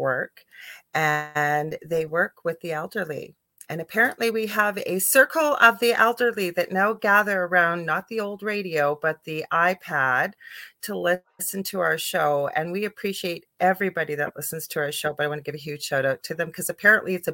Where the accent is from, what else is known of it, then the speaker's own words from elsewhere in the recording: Canada; I'm a Canadian clairvoyant medium